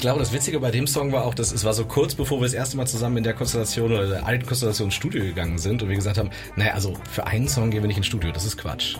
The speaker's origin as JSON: {"language": "German", "town": "Cologne", "region": "North Rhine-Westphalia", "country": "Germany", "said": "komme wie die anderen auch aus dem wunderschönen Köln"}